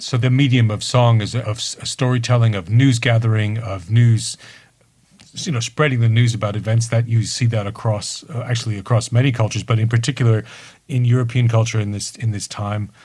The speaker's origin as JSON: {"language": "English", "country": "United Kingdom", "said": "I'm too British."}